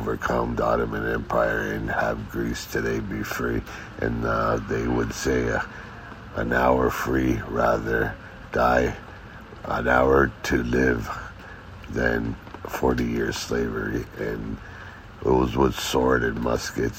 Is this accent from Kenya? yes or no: no; Canada; I'm Greek. My family is from Peloponneso, but I was born and raised in Canada